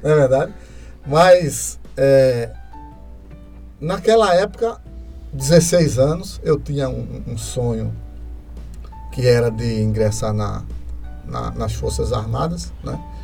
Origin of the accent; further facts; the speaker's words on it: Carpina, Pernambuco, Brazil; eu nasci aqui em Carpina, nasci em Carpina em 1966, né? É, vou fazer 56 anos, né? E a gente fui criado aqui